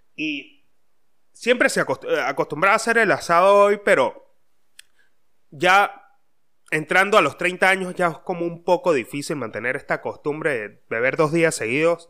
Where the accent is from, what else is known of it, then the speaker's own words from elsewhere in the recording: Mérida, Venezuela; now in Buenos Aires, Argentina; soy de Mérida